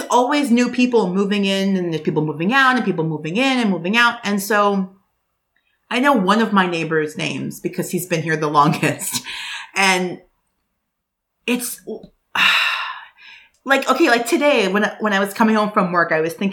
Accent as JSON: {"language": "English", "town": "New York City", "region": "New York", "country": "United States", "tie": "born or raised there", "said": "I was born and raised here in New York and I don't live in Manhattan"}